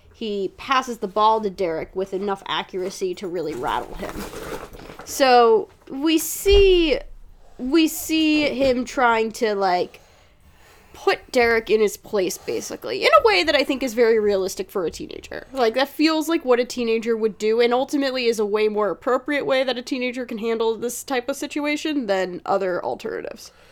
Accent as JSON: {"language": "English", "region": "New Jersey", "country": "United States", "tie": "born or raised there", "said": "as somebody who has been born and raised in Jersey"}